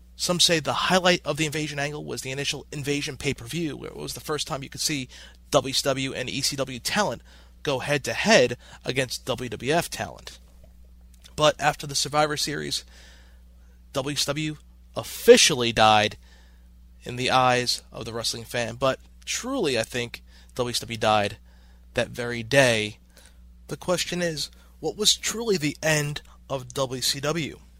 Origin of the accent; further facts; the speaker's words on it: New York City, New York, United States; I'm an East Coast guy. I was born in Brooklyn